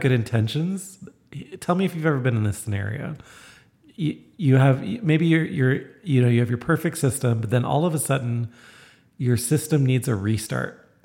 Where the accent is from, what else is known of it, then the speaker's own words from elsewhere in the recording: Toronto, Ontario, Canada; moved away; I come from Toronto